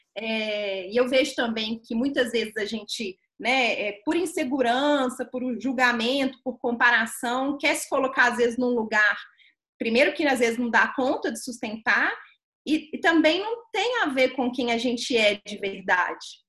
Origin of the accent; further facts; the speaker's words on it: Belo Horizonte, Minas Gerais, Brazil; eu sou mineira de Belo Horizonte